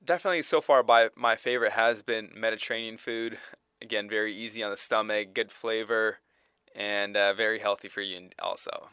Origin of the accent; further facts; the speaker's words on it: Toronto, Ontario, Canada; moved away; also born or lived in Tennessee; Originally from Toronto, Canada